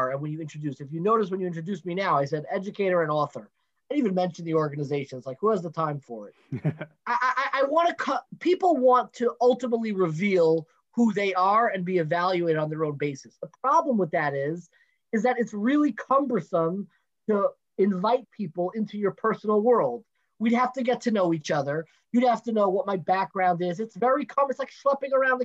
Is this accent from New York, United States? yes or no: yes; Five Towns, New York, United States; moved away; also born or lived in Teaneck; I lived most of my life in the five towns